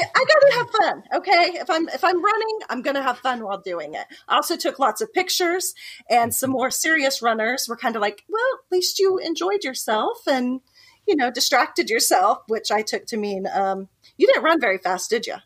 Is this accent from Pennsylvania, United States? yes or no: no; Ponca City, Oklahoma, United States; also born or lived in Silicon Valley, California; I'm from Oklahoma, born and raised, but I did spend three years in the Silicon Valley